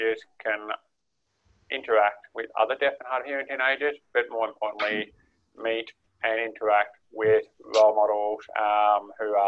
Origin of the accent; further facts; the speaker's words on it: Armidale, New South Wales, Australia; I actually grew up in Armidale